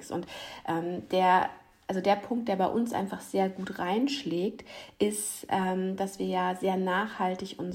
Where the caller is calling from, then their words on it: Ratzeburg, Schleswig-Holstein, Germany; Ich bin aus Ratzeburg bei euch. Heute mal leider nicht live in Person, aber das holen wir nach.